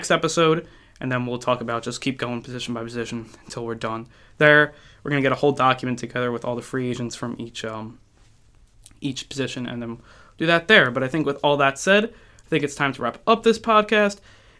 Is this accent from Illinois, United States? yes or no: no; New York, United States; I'll be following the New York Guardians. I'm a New Yorker